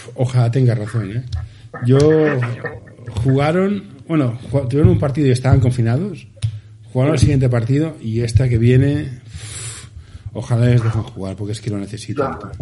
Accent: Barcelona, Catalonia, Spain; somos del Carmelo

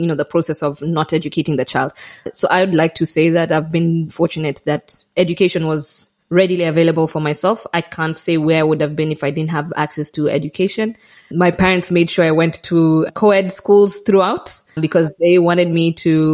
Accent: Kenya; moved away as an adult; now in Malawi; I grew up in Kenya. I did my primary. Yes, I did my primary, secondary and university in Kenya.

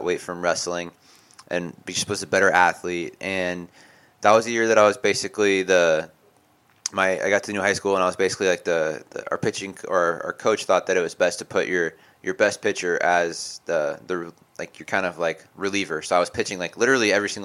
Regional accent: Oregon, United States; I grew up in a tiny town of 15,000 people too.

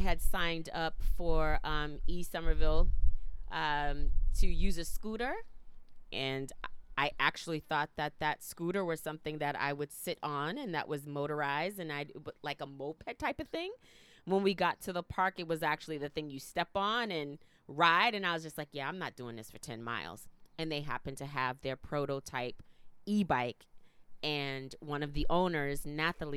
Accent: Boston, Massachusetts, United States; also born or lived in Philadelphia; we moved from Boston when I was in the fifth grade to the suburbs

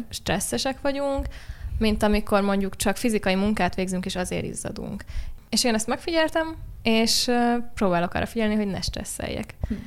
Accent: Budapest, Hungary; itt ugye Budapesten születtem, nagyon nem voltam sokat vidéken

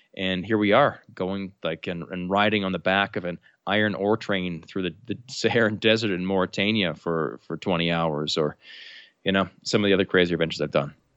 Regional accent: New Brunswick, Canada; I'm Canadian, uh, from the province of New Brunswick, which is right above Maine in, in Canada.

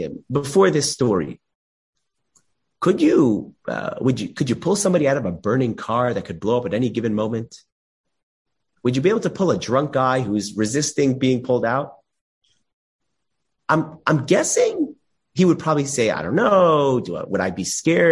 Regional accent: Los Angeles, California, United States; I grew up in Los Angeles

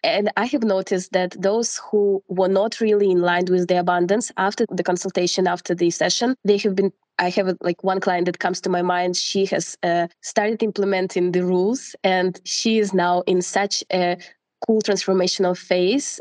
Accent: Russia; moved away as an adult; now in Portugal; I'm from Russia and I've been living in Portugal for the last six years

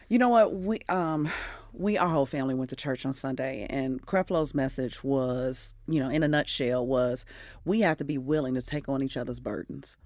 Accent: Midwest, United States; now in Atlanta, United States; I'm a Midwesterner to the heart

